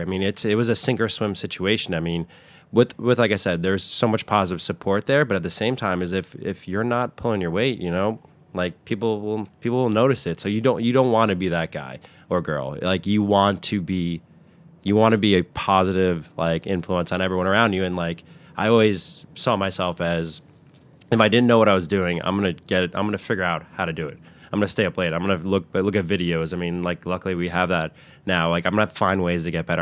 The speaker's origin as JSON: {"language": "English", "town": "Westwood", "region": "New Jersey", "country": "United States", "tie": "born or raised there", "said": "I grew up in, uh, Westwood, New Jersey"}